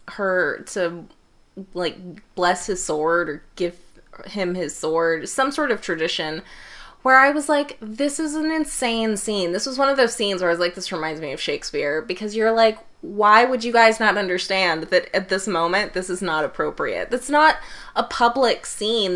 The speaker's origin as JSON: {"language": "English", "country": "United States", "said": "as an American"}